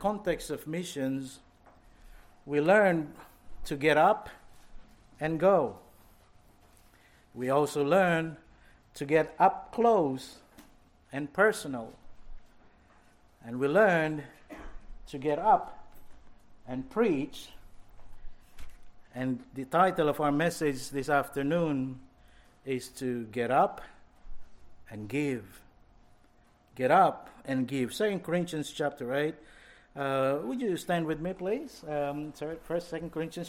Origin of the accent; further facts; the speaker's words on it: Philippines; moved away; I grew up in the Philippines in Joe's days.